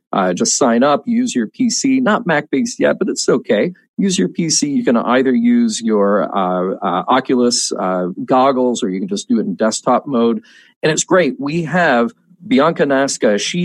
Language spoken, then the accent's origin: English; Canada; I'm Canadian.